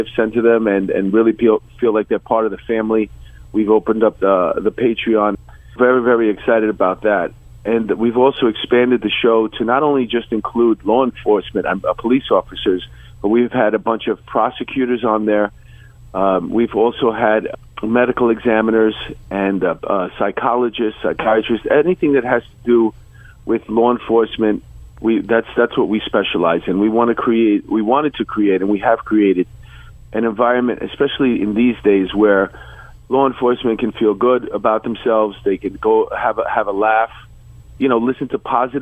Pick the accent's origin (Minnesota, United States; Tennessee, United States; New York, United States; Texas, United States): New York, United States; when I was growing up in New York